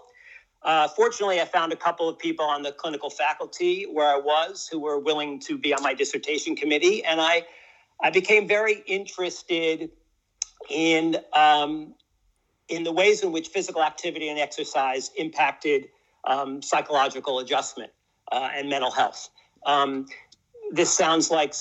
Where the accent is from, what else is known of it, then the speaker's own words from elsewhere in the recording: New York City, New York, United States; I was kind of born and raised in New York, grew up in Washington Heights